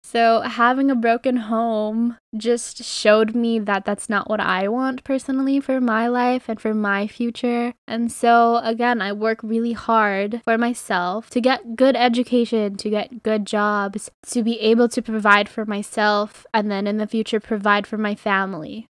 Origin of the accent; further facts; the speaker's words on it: Philippines; I'm fucking Filipino